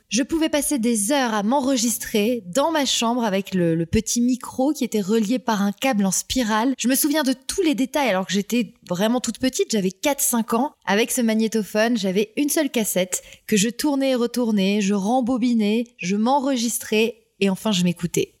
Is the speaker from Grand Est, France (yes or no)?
no; Toulouse, Occitania, France; mini correspondante à Toulouse, ma ville natale